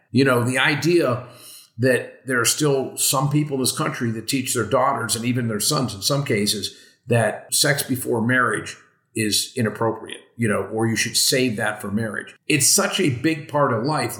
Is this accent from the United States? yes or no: yes; Western Pennsylvania, United States; I grew up in Western Pennsylvania